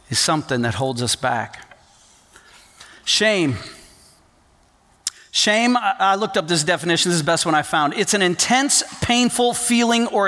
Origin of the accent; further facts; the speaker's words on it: Port-au-Prince, Ouest, Haiti; So, my parents were missionaries. I grew up in Port au Prince, Haiti, and uh, I went to an international school, union school, a lot of different nationalities.